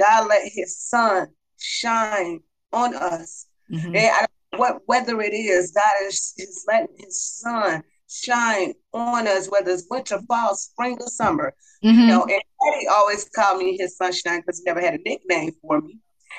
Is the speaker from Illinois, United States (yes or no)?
yes; Chicago, Illinois, United States; also born or lived in West Germany; Growing up in the inner city of Chicago, it was, well, I was raised on the north side.